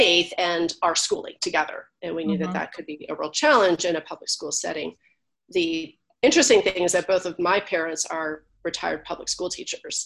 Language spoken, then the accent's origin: English; California, United States; moved away as an adult; also born or lived in Buffalo, New York; I was born and raised in California.